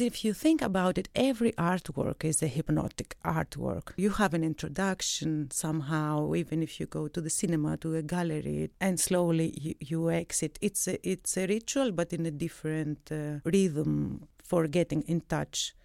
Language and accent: English; Athens, Attica, Greece; moved away as an adult; also born or lived in Crete; now in Zurich, Switzerland; I come from Greece. I was born in Crete. I grew up in Athens